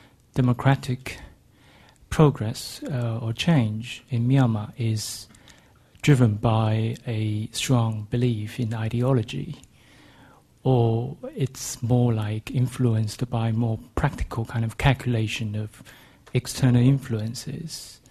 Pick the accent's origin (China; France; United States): China; moved away; I'm from Exeter University, recent LSE graduate. Well, I come from China